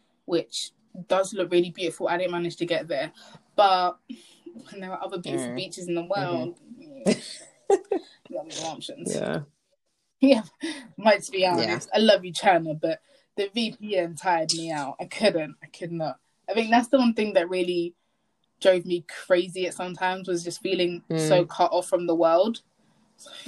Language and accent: English; England, United Kingdom; I'm from England